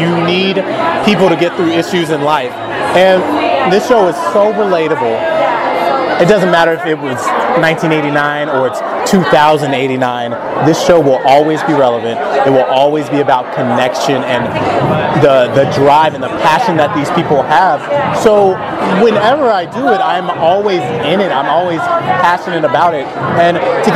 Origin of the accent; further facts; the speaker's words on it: Houston, Texas, United States; moved away as an adult; now in Los Angeles, United States; I'm from Houston, Texas originally.